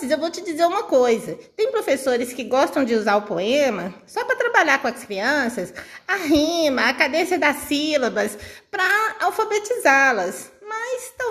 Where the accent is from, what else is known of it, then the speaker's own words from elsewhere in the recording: Minas Gerais, Brazil; E tomando um cafezinho, como bons mineiros.